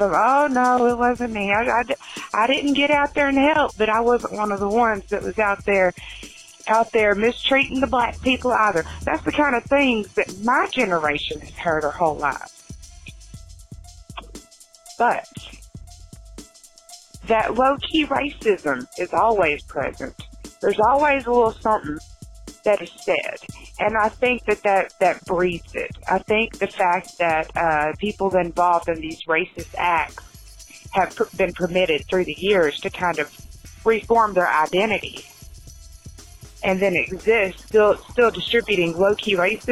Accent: Birmingham, Alabama, United States; I grew up in Birmingham, the white girl in Birmingham

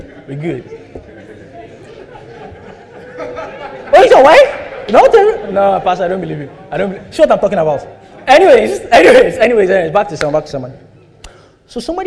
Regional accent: Nigeria; We all grew up in Nigeria

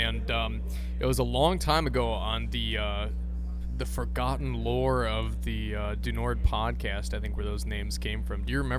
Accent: northeastern Iowa, United States; also born or lived in Hutchinson; I went to high school in Hutchinson, and I grew up in northeastern Iowa.

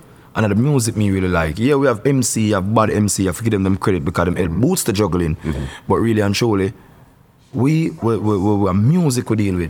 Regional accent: Kingston, Jamaica; Kingston, Southside.

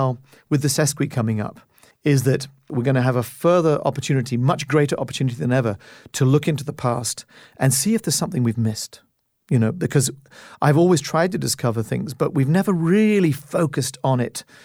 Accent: Canada; as a Canadian, and I'm the first Canadian music director since Macmillan

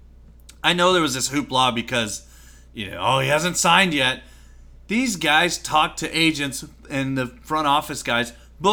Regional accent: United States; Oh, they lost? I had no idea because I'm American.

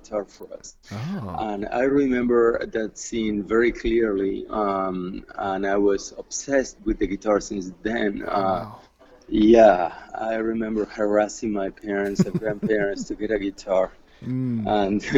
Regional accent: Argentina; moved away; I grew up in Argentina

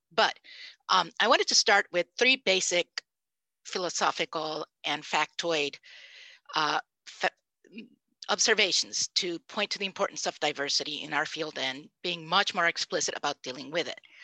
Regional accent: Puerto Rico; first language Spanish; English is a second language; I am Puerto Rican. My first language was Spanish.

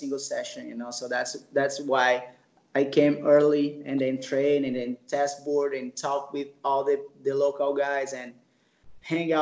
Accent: Baía Formosa, Rio Grande do Norte, Brazil; English is a second language; I started to surf at the Bahia Formosa. It's still my hometown, and I'm still living here

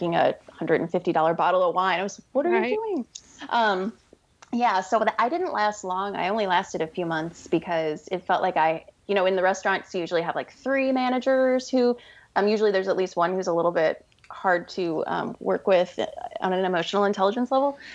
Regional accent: St. Louis, Missouri, United States; moved away as an adult; we're both from St. Louis

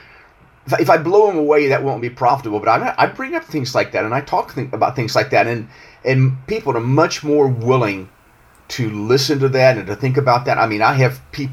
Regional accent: United States; I'm an American and I live here

